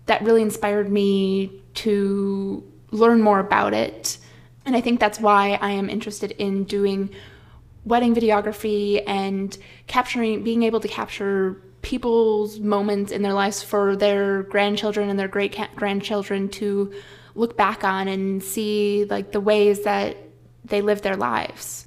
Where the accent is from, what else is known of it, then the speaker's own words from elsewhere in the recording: Midwest, United States; growing up in the Midwest, you're told so often to play it safe and get the practical job